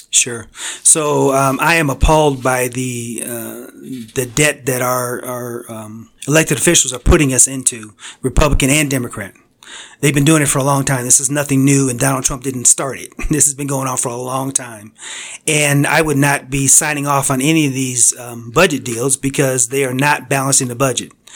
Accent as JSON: {"language": "English", "region": "Connecticut", "country": "United States", "tie": "born or raised there", "said": "I grew up in Connecticut on the East Coast."}